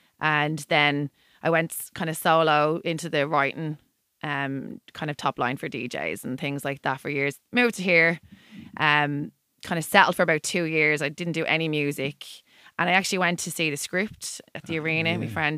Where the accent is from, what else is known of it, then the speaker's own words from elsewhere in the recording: Dublin, Leinster, Ireland; moved away as an adult; also born or lived in Kinnegad, Westmeath, Ireland; now in Perth, Australia; I grew up in Artown. Do you know Artown, Dublin? Born and bred. Stayed there till I was about 19. Then we moved to Westmead, near Mullingar.